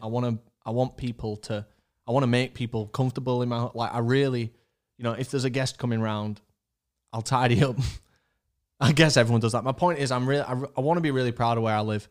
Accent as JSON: {"language": "English", "town": "Leeds", "region": "Yorkshire and the Humber", "country": "United Kingdom", "said": "We live in Leeds. We're from Leeds"}